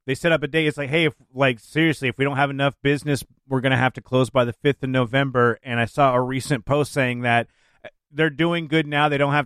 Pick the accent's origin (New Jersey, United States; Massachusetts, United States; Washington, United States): Washington, United States; University Place; University Place.